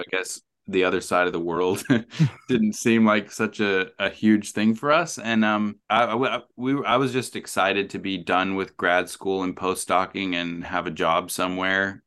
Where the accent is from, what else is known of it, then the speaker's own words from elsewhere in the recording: Rexburg, Idaho, United States; moved away as an adult; now in New Zealand; I am from Rexburg, Idaho. I grew up there.